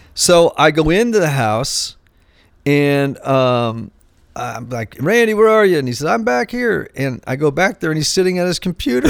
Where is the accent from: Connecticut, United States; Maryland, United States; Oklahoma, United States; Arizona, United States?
Connecticut, United States; Greenwich; growing up in Greenwich, Connecticut